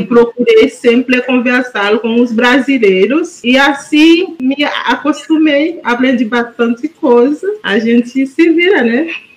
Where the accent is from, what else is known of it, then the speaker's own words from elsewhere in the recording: Haiti; Portuguese is a second language; moved away as an adult; now in Porto Alegre, Brazil; Eu vim do Haiti, eu entrei em Porto Alegre em março de 2013